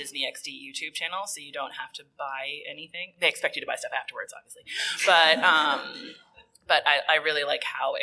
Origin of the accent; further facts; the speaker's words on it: Canada; I'm white, and second, because I'm Canadian.